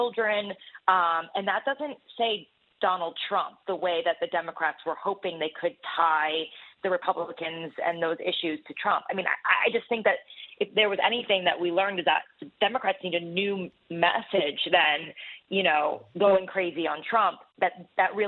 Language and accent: English; New Jersey, United States; I'm actually from New Jersey